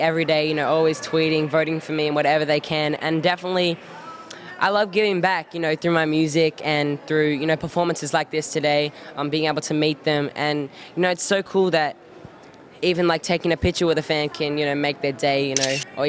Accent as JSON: {"language": "English", "country": "Australia", "moved": "yes", "said": "I definitely am from Australia. You can tell by my accent"}